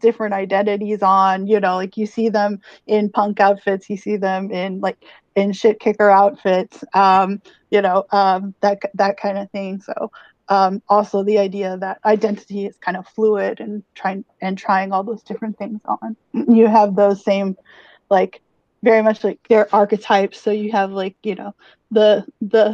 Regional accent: near Corpus Christi, Texas, United States; her hometown of Corpus is pretty close to my hometown

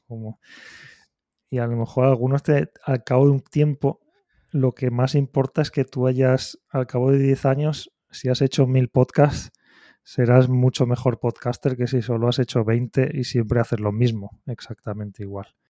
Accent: Spain; moved away as an adult; now in Japan; soy, el, español, un español que lleva aquí, llevo casi 20 años en Japón

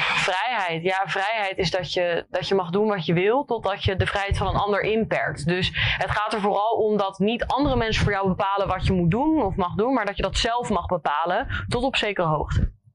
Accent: Rotterdam, South Holland, Netherlands; also born or lived in Leiden; ik kom oorspronkelijk uit Rotterdam. Heb hier ook op theaterschool gezeten van Hofplein, middelbare school

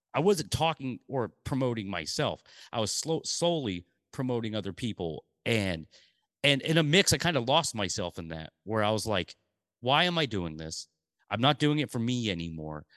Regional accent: Portland, United States; when I was three, we moved to Portland, and I grew up in Portland

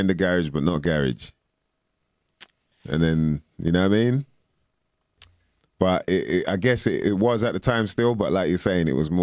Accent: London, United Kingdom; I'm from West

